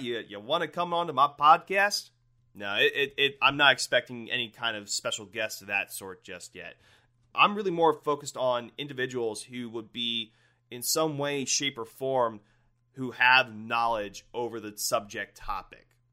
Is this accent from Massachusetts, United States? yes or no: no; Northwest Ohio, United States; I'm from Ohio, born and raised in Northwest Ohio.